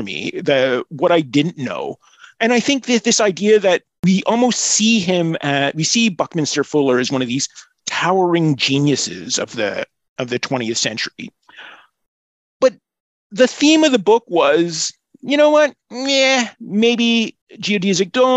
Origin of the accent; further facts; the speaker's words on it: Montreal, Quebec, Canada; I'm from Montreal